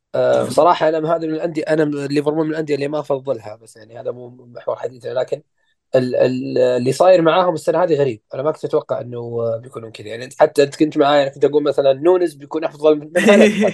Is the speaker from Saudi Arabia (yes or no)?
yes; Saudi Arabia; احنا كمشجعين سعوديين